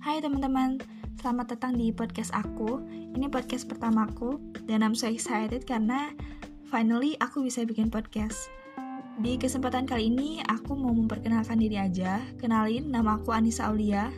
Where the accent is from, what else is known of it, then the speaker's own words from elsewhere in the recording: Bandung, West Java, Indonesia; aku lahir dan besar di Bandung